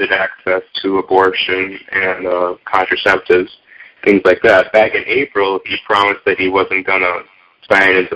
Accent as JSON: {"language": "English", "town": "Chicago", "region": "Illinois", "country": "United States", "said": "I'm from Chicago area, so I'm in the hub there. I'm in the suburbs there."}